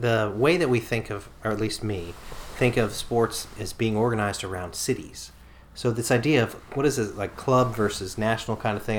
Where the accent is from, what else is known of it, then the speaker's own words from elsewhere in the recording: United States; now in Japan; as an American